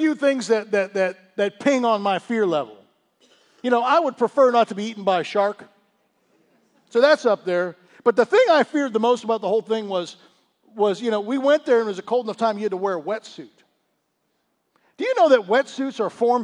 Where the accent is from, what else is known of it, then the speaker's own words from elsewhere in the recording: Pittsburgh, Pennsylvania, United States; moved away; also born or lived in Florida; growing up in Pittsburgh